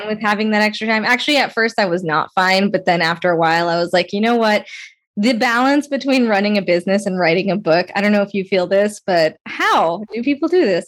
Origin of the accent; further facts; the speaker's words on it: Las Vegas, Nevada, United States; I grew up in Las Vegas, Nevada also